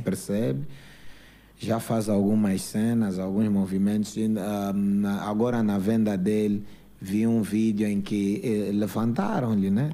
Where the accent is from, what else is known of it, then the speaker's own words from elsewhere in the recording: Luanda, Luanda Province, Angola; also born or lived in Benfica, Luanda; eu cresci na Manga, nasci na Manga, depois fui viver no Benfica